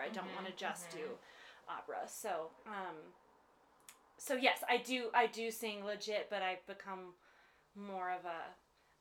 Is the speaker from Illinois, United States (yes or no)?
yes; Chicago, Illinois, United States; now in Colorado Springs, United States; I grew up in Chicago